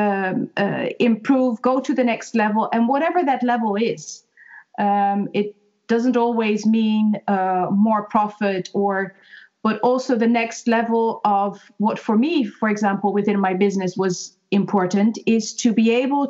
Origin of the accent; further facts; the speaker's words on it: Netherlands; moved away as an adult; now in Ireland; I'm originally from Holland and moved to Ireland 3.5 years ago.